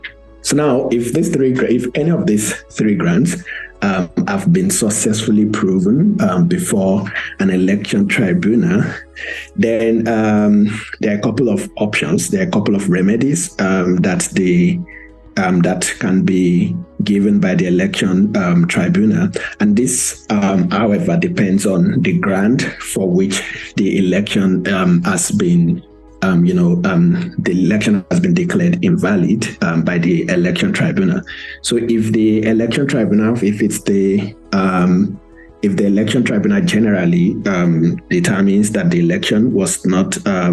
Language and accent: English; Nigeria; As a Nigerian, first of all, I think it's a bit disappointing